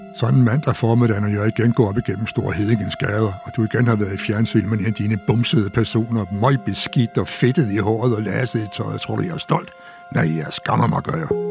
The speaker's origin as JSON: {"language": "Danish", "town": "Store Heddinge", "region": "Zealand", "country": "Denmark", "tie": "born or raised there", "said": "at jeg var fra Stevns fra Store Hedding"}